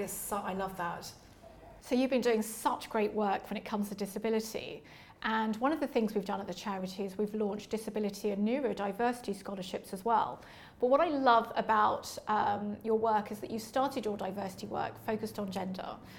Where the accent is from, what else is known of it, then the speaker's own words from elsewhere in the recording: London, United Kingdom; I was born and raised in Leytonstone, East London